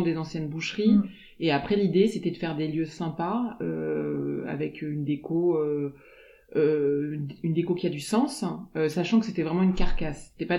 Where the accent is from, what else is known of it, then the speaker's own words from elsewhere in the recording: Aix-en-Provence, Provence-Alpes-Côte d'Azur, France; also born or lived in Lausanne; now in La Ciotat, France; on a grandi sur Aix